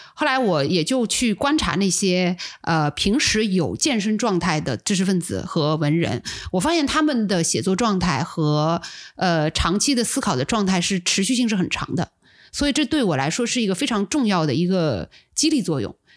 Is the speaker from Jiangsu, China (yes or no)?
yes; Suzhou, Jiangsu, China; 我是苏州人嘛，然后我 我住的地方离我们的护城河特别近